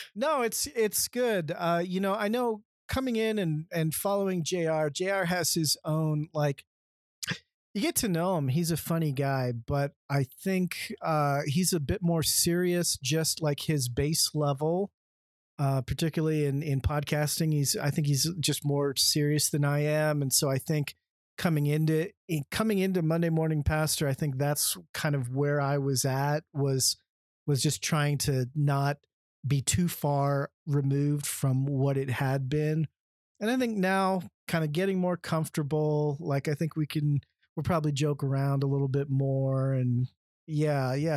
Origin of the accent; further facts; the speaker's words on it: San Diego, California, United States; now in Boise, United States; growing up in San Diego